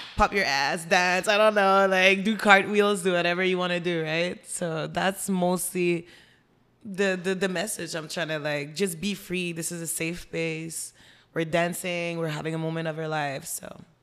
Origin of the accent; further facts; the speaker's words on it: Montreal, Quebec, Canada; we grew up in Montreal, Côte des Neiges, and then moved outside in the suburbs.